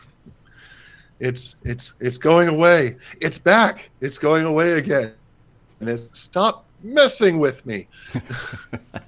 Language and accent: English; Cincinnati, Ohio, United States; I grew up in Hyde Park and went to Xavier